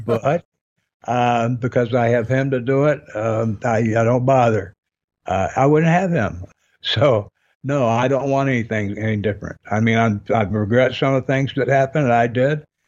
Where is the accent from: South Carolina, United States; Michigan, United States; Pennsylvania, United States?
Michigan, United States; I grew up in Michigan